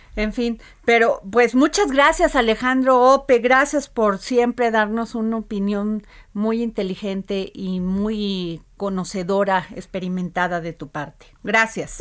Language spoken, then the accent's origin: Spanish; Veracruz, Mexico; como dicen en mi pueblo, allá en Veracruz